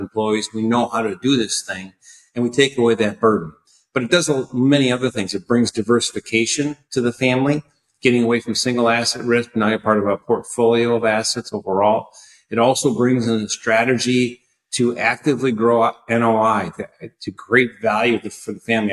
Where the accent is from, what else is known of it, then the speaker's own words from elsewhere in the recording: Wisconsin, United States; also born or lived in San Francisco, California; back in Milwaukee, Wisconsin, which is my hometown state